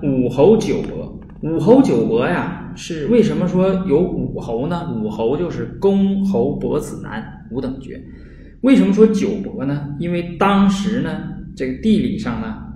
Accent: Northeast China, China; 我们东北话

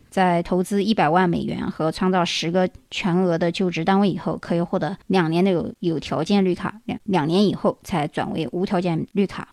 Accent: China; 我们中国人

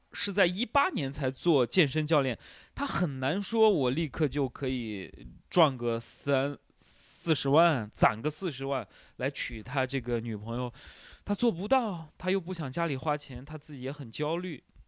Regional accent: Shanxi, China; also born or lived in Shanghai; now in Hangzhou, China; 我们山西人就是有做面食的天赋

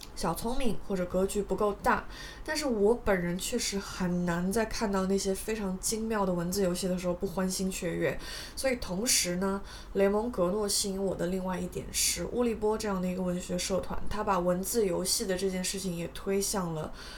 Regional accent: China; 是我们中国人应该会觉得非常熟悉的

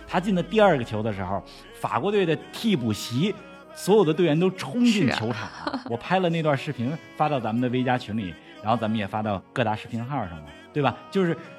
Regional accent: China; 我们中国人

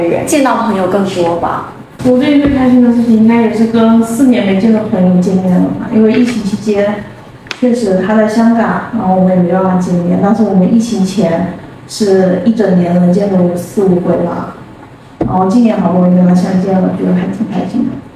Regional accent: Fuzhou, Fujian, China; 我的老家还是一个属于小景点吧， 然后小的时候你会觉得它很有意思，因为我们那里有， 我们福州话一个宅子叫错嘛

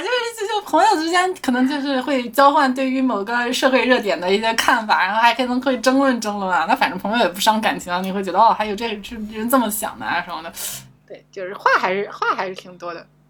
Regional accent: Shandong, China; 我，我山东人，山东人啊

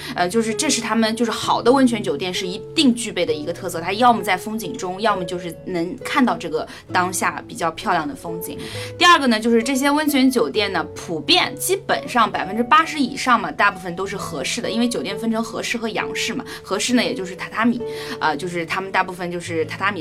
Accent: China; 我们中文人

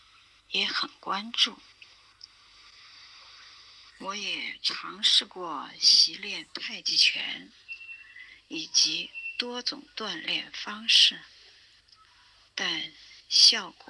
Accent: Chengdu, Sichuan, China; 大家好，我是来自成都的

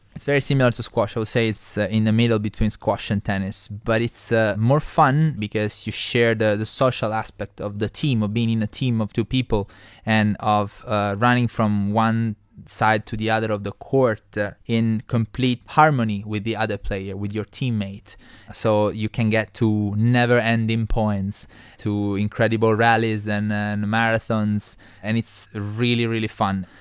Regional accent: Trani, Apulia, Italy; English is a second language; moved away as an adult; also born or lived in Beijing; now in China; My hometown is called Trani. It's on the uh, east coast of Puglia

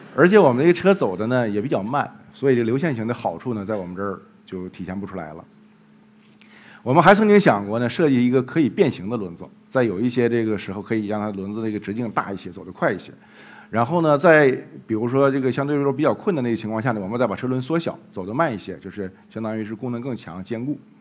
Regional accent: Jilin, China; moved away; 后来我们又到了吉林，也是我的家乡，靖宇，徽南

